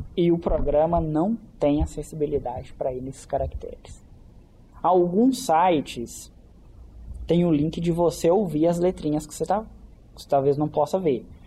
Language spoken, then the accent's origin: Portuguese; Caeté, Minas Gerais, Brazil; eu não sou daqui de Belo Horizonte, eu sou de Caeté